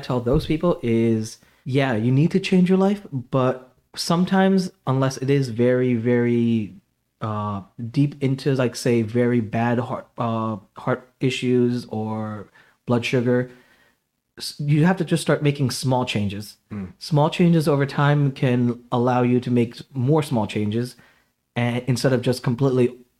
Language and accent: English; India; So basically, I mean, I'm Indian, so spices are literally everything.